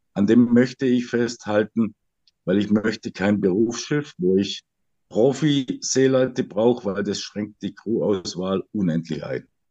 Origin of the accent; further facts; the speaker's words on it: Swabia, Germany; Ich bin Schwabe